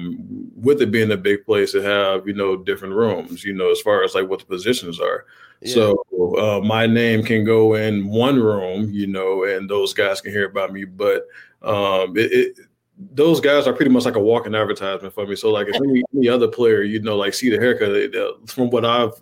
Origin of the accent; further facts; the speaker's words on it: Chicago, Illinois, United States; moved away; So I am originally from Chicago